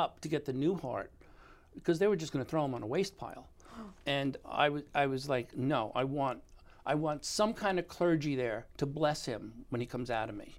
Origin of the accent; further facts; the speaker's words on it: New York, United States; They didn't even want me to tell them that I was from New York.